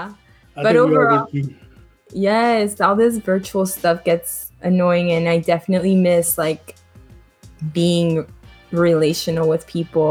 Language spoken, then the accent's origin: English; Colombia; now in Miami, United States; I am live from Miami, Florida, aka the 305. And I actually was not born here. So I am from Colombia.